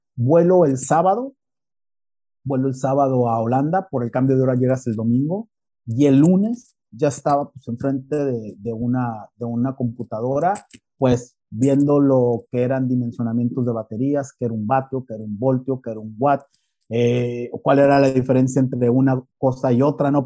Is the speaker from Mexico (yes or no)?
yes; Mexico; moved away as an adult; now in Spain; Yo soy mexicano